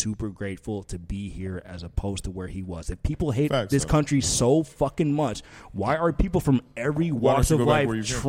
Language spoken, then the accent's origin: English; Nigeria; now in United States; So I'm from Nigeria. I'm from West Africa.